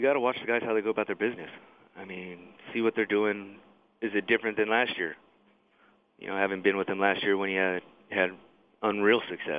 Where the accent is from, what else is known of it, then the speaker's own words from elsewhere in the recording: Fontana, California, United States; also born or lived in San Gabriel, California; No, I was born in San Gabriel. Okay. We moved to Fontana when I was 3.